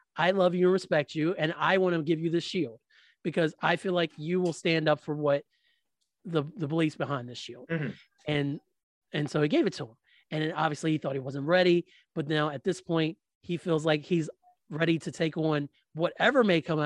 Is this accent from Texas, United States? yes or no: no; West Virginia, United States; I was born in Virginia. I was raised in West Virginia